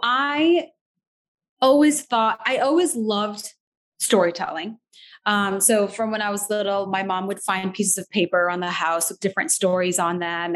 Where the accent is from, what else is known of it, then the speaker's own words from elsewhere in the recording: Naperville, Illinois, United States; also born or lived in Skokie, Illinois / Doha, Qatar / Chicago; I was born in Skokie, actually. Um, grew up in the Naperville area.